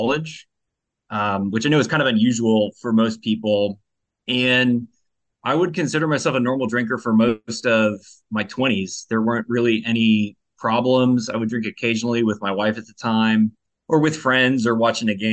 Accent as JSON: {"language": "English", "region": "California", "country": "United States", "tie": "born or raised there", "moved": "yes", "lives_now": "Richmond, United States", "said": "So I'm originally from California. That's where I was born and raised. I live in Richmond, Virginia now."}